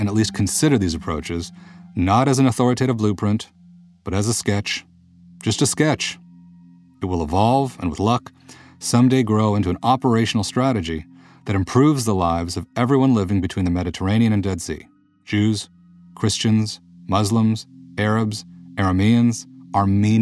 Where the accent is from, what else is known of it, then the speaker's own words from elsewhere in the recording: United States; moved away as an adult; now in Germany; I'm an American Jew living in Germany, currently as a visiting scholar at the New Institute